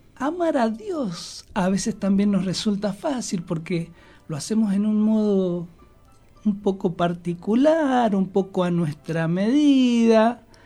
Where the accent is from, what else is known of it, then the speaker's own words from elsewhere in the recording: Argentina; en Argentina somos tan afectos a la amistad, a los vínculos, al fútbol